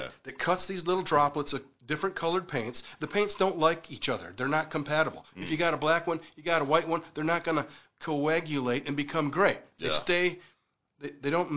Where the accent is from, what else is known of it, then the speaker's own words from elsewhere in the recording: near the Mackinac Bridge, northern lower Michigan, United States; also born or lived in Northern Virginia / West Virginia; now in South Carolina, United States; I'm from northern lower Michigan up by Mackinac Bridge.